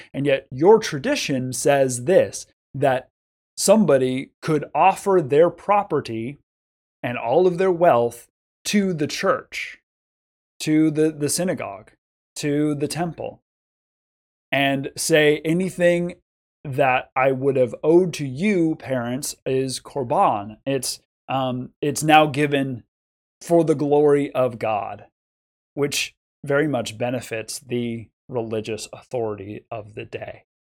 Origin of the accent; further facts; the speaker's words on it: United States; we are American Christians